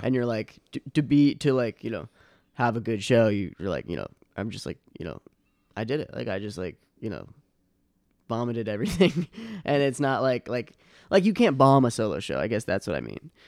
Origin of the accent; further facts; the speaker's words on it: Boston, Massachusetts, United States; also born or lived in Chicago; now in New York, United States; I'm from Boston, but, uh, my family, my brothers and s, my brother and sister were born in Long Island